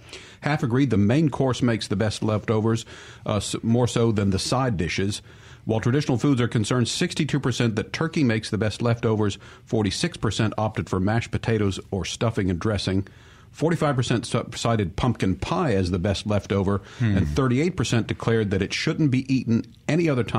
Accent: the North, United States; moved away; we grew up in the North, so we were stuffing people.

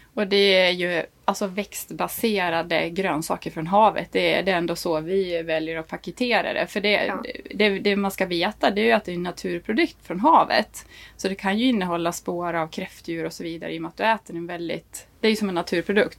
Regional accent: Dalarna County, Sweden; accent: Dalmål; moved away as an adult; jag pratar ju dalmål. Jag är liksom tångborna från Dalarna

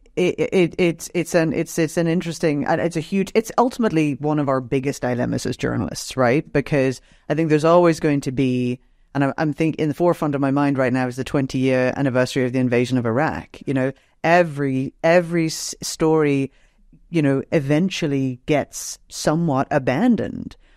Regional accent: Northern Ireland, United Kingdom; moved away; I grew up in Northern Ireland, um, during the conflict there

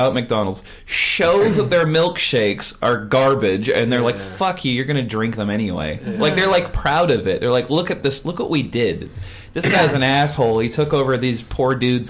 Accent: Vancouver, British Columbia, Canada; I'm from Vancouver.

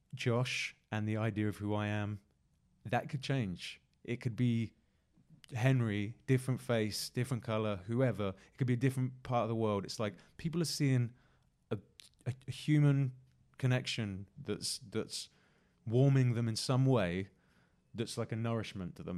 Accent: Exeter, South West England, United Kingdom; now in London, United Kingdom; my hometown in Exeter and Devon

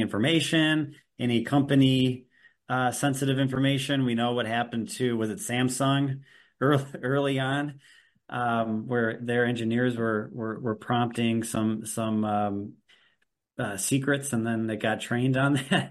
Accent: Milwaukee, Wisconsin, United States; I'm also from Milwaukee, Wisconsin

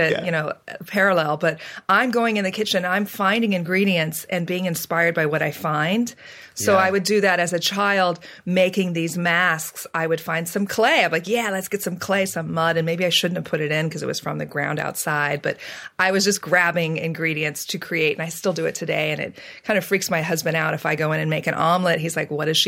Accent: Central Valley, California, United States; I was born and raised in California, and I was raised and you know, bred basically in the farm belt of California. It's the Central Valley

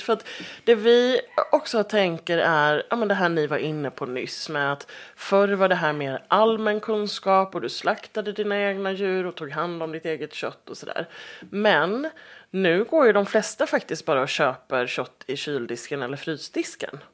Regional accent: Halmstad, Halland County, Sweden; moved away; jag är ju från Halmstad från början

